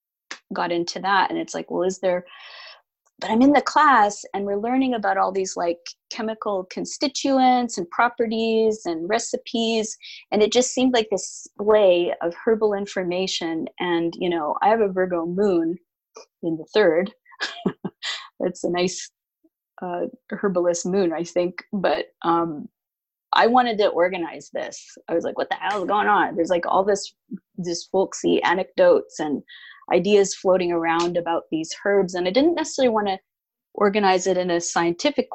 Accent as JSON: {"language": "English", "country": "Canada", "tie": "born or raised there", "also_born_or_lived": "Alberta, Canada / Winnipeg, Manitoba, Canada / West Coast, North America", "said": "I grew up, well, in Canada. I was born in Alberta, and I lived in Manitoba for a time."}